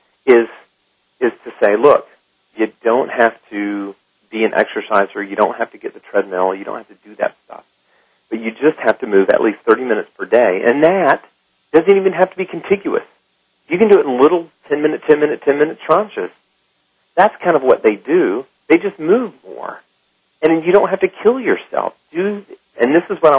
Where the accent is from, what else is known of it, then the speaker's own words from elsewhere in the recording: Alabama, United States; moved away; also born or lived in Lyon, France; I am from Alabama.